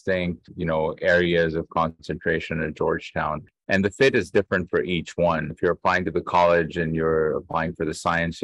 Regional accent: Karachi, Sindh, Pakistan; moved away as an adult; also born or lived in Portland, Oregon / Meadville, Pennsylvania / New York / Washington, D.C.; I grew up in Karachi, Pakistan, and went to high school here

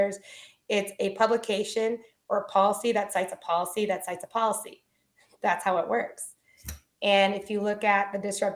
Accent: Alvin, Texas, United States; I grew up in Houston, Texas, or right outside in a little place called Alvin, Texas, home of Nolan Ryan.

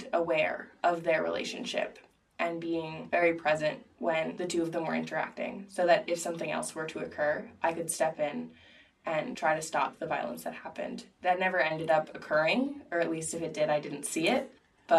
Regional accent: Philadelphia, Pennsylvania, United States; I was raised in the Quaker tradition, and I was in the care of Frankfurt Monthly Meeting in Philadelphia.

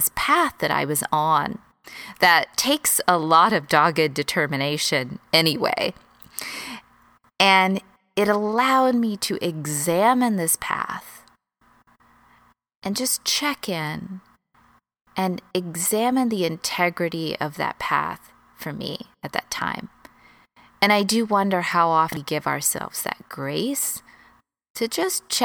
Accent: Texas, United States; moved away as an adult; also born or lived in Los Angeles, United States; I moved from Texas, where I grew up

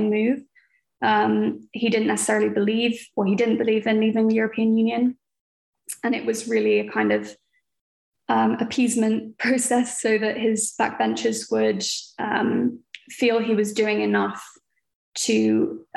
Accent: London, United Kingdom; also born or lived in Connecticut, United States; I grew up in London, England, born and raised here

